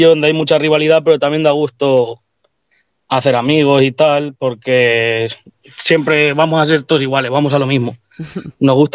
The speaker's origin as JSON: {"language": "Spanish", "town": "Tomelloso", "region": "Castilla-La Mancha", "country": "Spain", "said": "Pues buenas … soy de aquí de Tomelloso"}